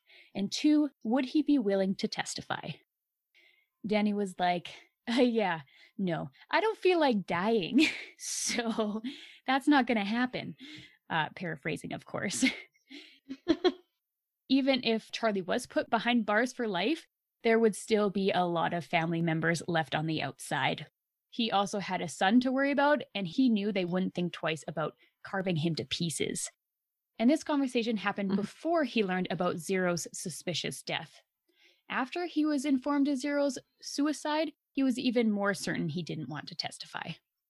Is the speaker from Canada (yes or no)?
yes; Canada; One time while traveling internationally, I told a couple I was from Canada, and right away they assumed that I lived in an igloo in my lifetime.